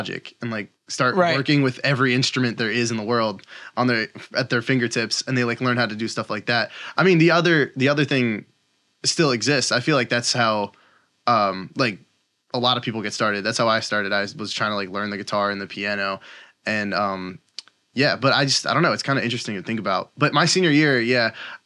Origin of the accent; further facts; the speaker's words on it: Downingtown, Pennsylvania, United States; I'm from Downingtown, Pennsylvania